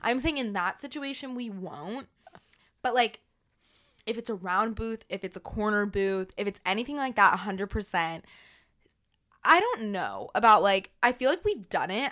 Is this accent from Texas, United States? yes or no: yes; Dallas, Texas, United States; I was born in Dallas. She lives in Dallas. Like, my family's been here for the last twenty years